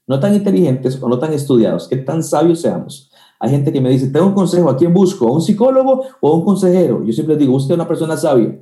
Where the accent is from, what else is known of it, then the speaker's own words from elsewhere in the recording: Costa Rica; also born or lived in Guatemala; aunque soy tico y nací en Costa Rica, eh, viví en Guatemala unos tres años y ahí estudié teología